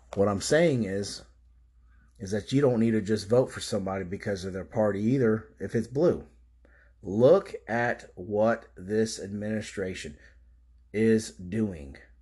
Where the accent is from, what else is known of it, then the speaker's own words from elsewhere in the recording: Florida, United States; I've lived here my whole life